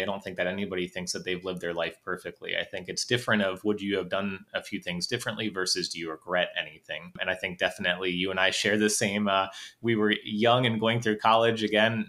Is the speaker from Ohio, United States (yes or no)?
yes; Northeast Ohio, United States; also born or lived in North Carolina; I'm from Northeast Ohio